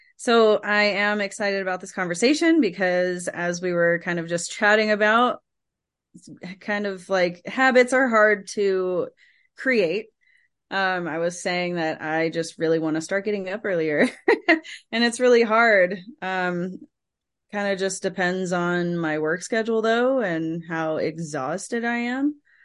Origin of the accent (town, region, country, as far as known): San Francisco Bay Area, California, United States; born or raised there